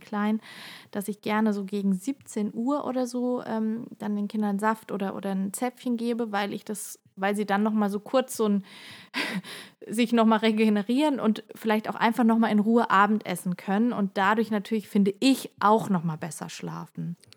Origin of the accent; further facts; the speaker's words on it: Germany; also born or lived in Heidelberg; bei uns in Deutschland